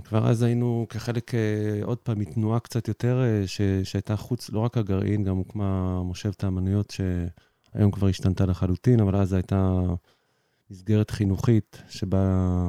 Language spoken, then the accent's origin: Hebrew; Ein HaShofet, Haifa District, Israel; moved away as an adult; now in Mitzpe Ramon, Israel; הייתי גר בצפון, במוצאי מעין השופט, קיבוץ ביערות מנשה אי שם